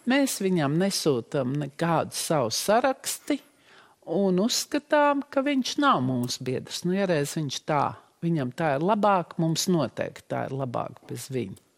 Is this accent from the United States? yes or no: no; Russia; now in Latvia; Mums ir pašiem kauns pašām ka mēs esam krievietes, ka mēs nākam no Putina Krievijas.